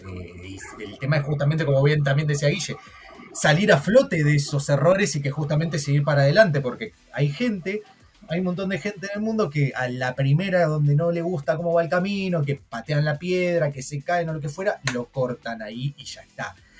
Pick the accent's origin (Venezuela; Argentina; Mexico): Argentina; yo soy argentino